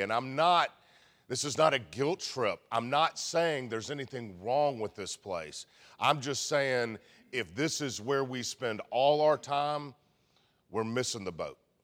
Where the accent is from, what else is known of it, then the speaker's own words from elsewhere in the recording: Memphis, Tennessee, United States; we're Southern, we're from Memphis